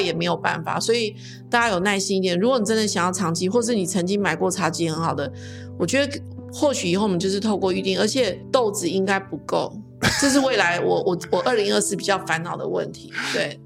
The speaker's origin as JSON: {"language": "Chinese", "town": "Zhutian", "region": "Pingtung County", "country": "Taiwan", "tie": "born or raised there", "moved": "as an adult", "said": "我们的故乡竹田这个地方"}